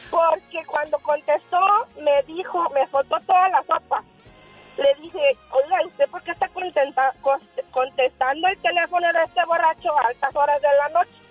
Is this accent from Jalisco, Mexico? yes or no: yes; Tepatitlán de Morelos, Jalisco, Mexico; Este, yo soy mexicana, eh, originaria de Tepatitlán, Jalisco.